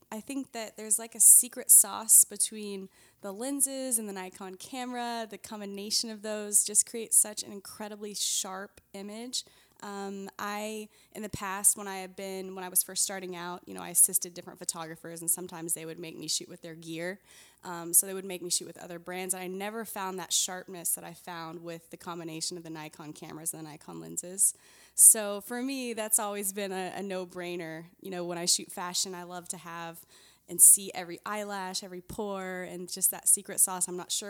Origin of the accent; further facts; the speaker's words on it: Houston, Texas, United States; born there; Where was I born? I was born in Houston, Texas.